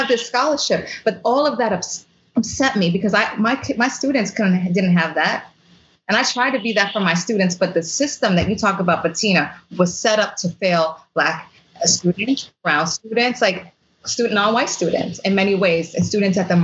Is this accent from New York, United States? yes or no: yes; New York City, New York, United States; growing up in the Bronx